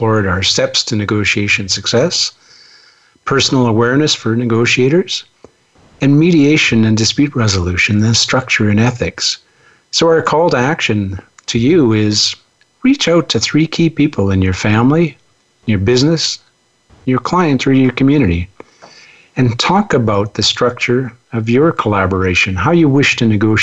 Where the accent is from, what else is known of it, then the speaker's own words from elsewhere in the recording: Canada; as a Canadian